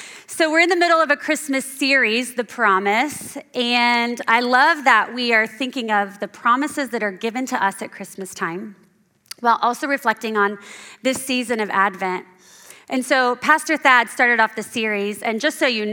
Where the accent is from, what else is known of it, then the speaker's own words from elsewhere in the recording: Central Indiana, United States; moved away as an adult; now in Hudsonville, United States; I'm from Central Indiana, and about a year ago, our family moved to Hudsonville